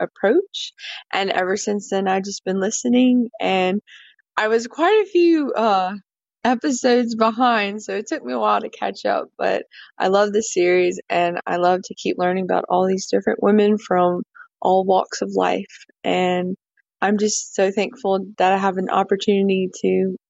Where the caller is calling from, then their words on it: Louisiana, United States; I'm speaking from Louisiana